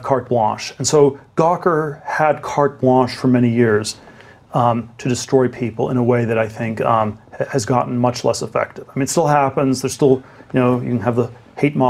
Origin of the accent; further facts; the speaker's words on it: Germany; now in United States; I was born in Germany, sort of immigrant to the U.S.